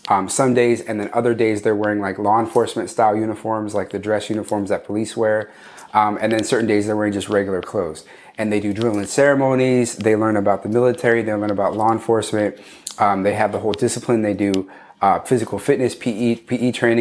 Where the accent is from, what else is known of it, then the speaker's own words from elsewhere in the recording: Cerritos, California, United States; We grew up in Cerritos, California, in the 90s and the early 2000s